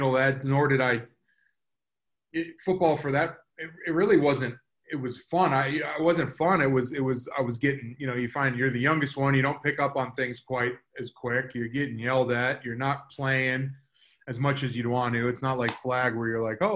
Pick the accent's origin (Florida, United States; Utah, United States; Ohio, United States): Florida, United States; South; growing up in South Florida